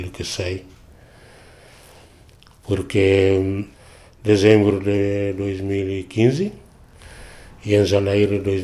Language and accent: Portuguese; Timor-Leste; natural de Timor, e tenho 57 anos